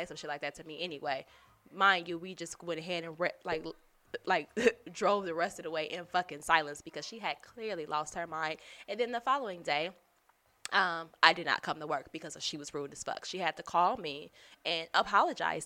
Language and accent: English; Chicago, Illinois, United States; I'm from Chicago. I say jury